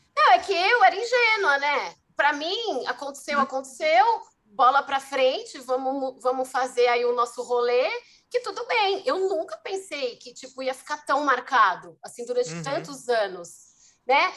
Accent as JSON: {"language": "Portuguese", "region": "São Paulo", "country": "Brazil", "tie": "born or raised there", "also_born_or_lived": "ABC region, São Paulo", "said": "eu sou de São Paulo, nasci, sou paulistana, e eu fui parar na região do ABC porque eu entrei na faculdade, bem novinha, 18 anos"}